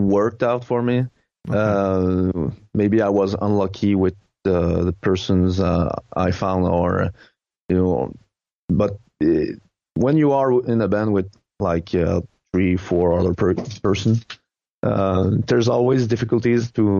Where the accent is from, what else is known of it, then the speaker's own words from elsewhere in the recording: Quebec, Canada; English is a second language; Quebec, it's starting to have a small synthwave scene. So I guess that gradually it will become more interesting in my hometown